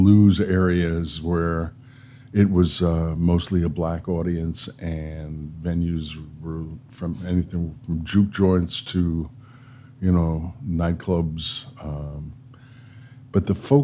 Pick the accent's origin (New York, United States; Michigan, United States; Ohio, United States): New York, United States; New York City; moved away as an adult; also born or lived in Los Angeles; I grew up in New York City.